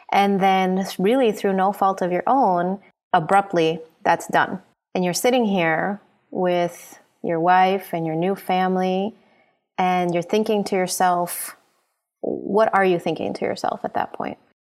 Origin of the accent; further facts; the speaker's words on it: Honduras; I know his family from growing up in Honduras